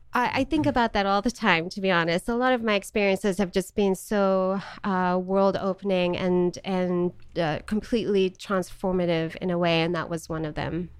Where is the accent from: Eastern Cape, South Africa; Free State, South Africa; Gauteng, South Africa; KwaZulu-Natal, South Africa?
Gauteng, South Africa; Johannesburg; moved away as an adult; also born or lived in Charlotte, North Carolina / Missouri; now in United States; I was born in Johannesburg, South Africa, and lived there for 18 years, born and raised